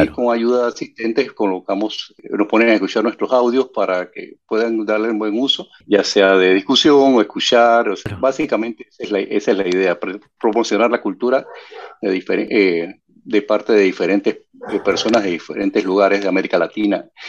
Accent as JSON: {"language": "Spanish", "country": "Panama", "said": "yo soy el único panameño"}